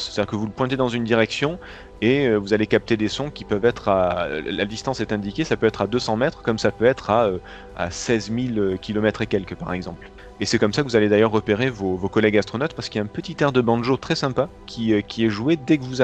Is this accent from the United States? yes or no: yes; New York, United States; born there; mais comme moi je suis, je suis né à New York, tu le sais.